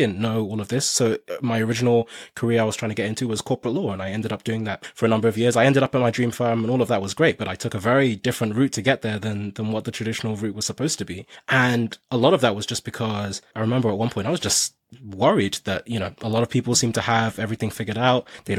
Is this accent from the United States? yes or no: no; Nigeria; now in United Kingdom; I came to the UK from Nigeria